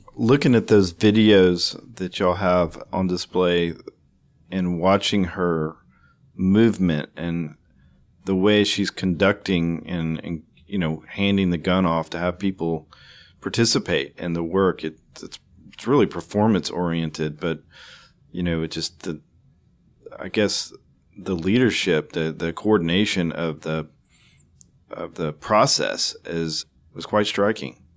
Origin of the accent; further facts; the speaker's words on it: Houston, Texas, United States; the arts community that you know shares uh, my hometown